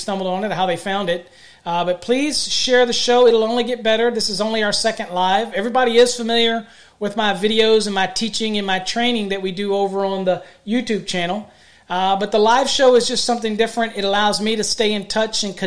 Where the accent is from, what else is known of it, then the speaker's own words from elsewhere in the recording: foothills of the Blue Ridge Mountains, Virginia, United States; moved away as an adult; now in Texas, United States; I'm a Texan with Virginia roots, okay? I grew up in the foothills of the Blue Ridge Mountains